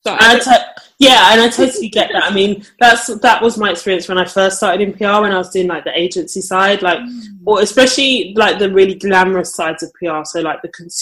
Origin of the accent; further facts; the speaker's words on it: London, United Kingdom; So I'm from London. Well, pretty much from London.